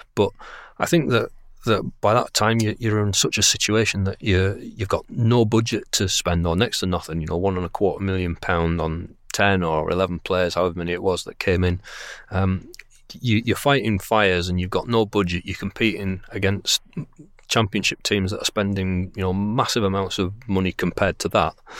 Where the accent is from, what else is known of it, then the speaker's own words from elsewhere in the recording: Bradford, Yorkshire and the Humber, United Kingdom; I'm from Bradford. Uh, Bradford is my local club, and it's the club that I, uh, went to see, you know, when I could, uh, on Saturdays when I was growing up